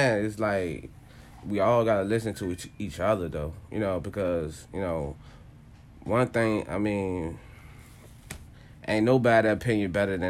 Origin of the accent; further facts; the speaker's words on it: Richmond, Virginia, United States; I'm from Richmond, Virginia.